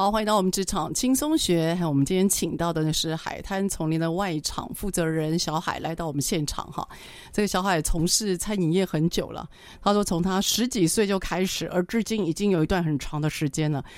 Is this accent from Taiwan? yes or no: yes; Taiwan; 我们台湾人